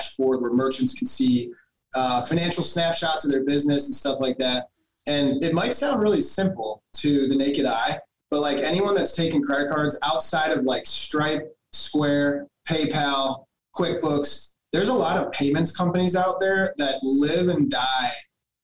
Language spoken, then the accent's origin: English; Cleveland, Ohio, United States; I come from Cleveland, Ohio